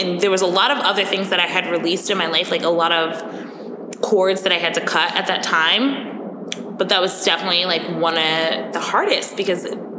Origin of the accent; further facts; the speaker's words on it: New York, United States; accent: Long Island; When I drink, my Long Island accent comes out all the time.